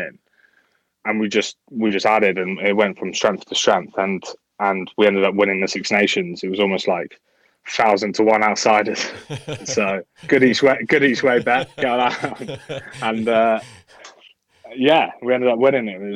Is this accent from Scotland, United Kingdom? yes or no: no; Wales, United Kingdom; Wales sort of born and bred